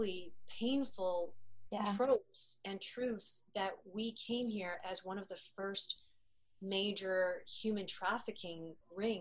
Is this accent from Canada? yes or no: yes; Canada; an Asian Canadian actress